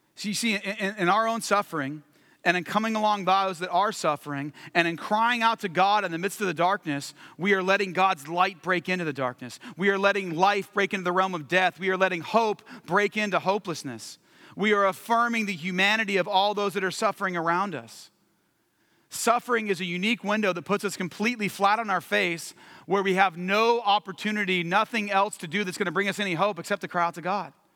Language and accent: English; California, United States; moved away; also born or lived in Washington, D.C.; I'm from California long term, but we were living in D C